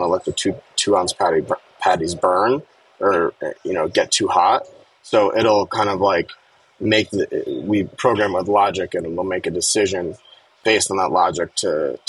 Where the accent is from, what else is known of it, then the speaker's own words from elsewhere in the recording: Connecticut, United States; I grew up in Connecticut and I knew all the neighborhoods in New York